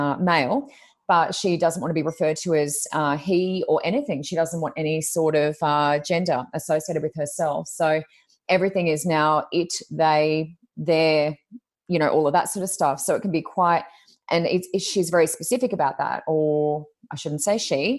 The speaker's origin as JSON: {"language": "English", "country": "Australia", "tie": "born or raised there", "said": "I grew up in Australia"}